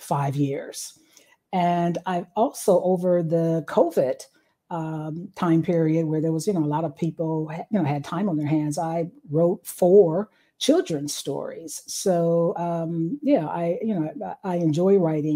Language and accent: English; Dayton, Ohio, United States; moved away as an adult; also born or lived in Atlanta, Georgia / Urbana-Champaign, Illinois; I'm originally from Ohio, Dayton, Ohio. Born and raised there